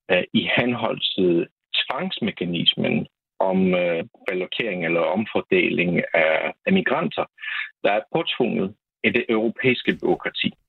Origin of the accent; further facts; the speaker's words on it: Poland; Danish is a second language; og jeg er vestgægte polak, der har hele mit liv øh, boet i Polen, men jeg er uddannet kendt i dansk fra øh, et polsk universitet, og det er grunden til, at jeg taler dansk.